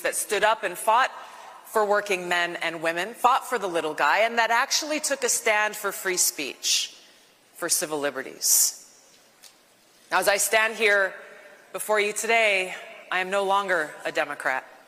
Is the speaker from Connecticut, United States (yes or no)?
no; Hawaii, United States; my home state of Hawaii